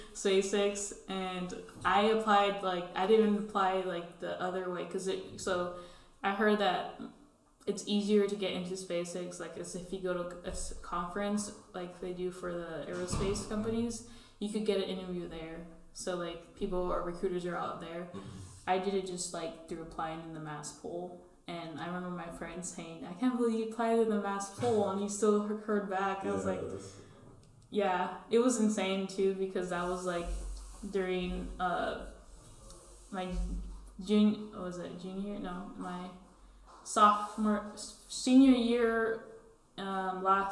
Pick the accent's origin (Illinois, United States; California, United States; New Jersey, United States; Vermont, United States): California, United States; also born or lived in Alaska; born and raised in California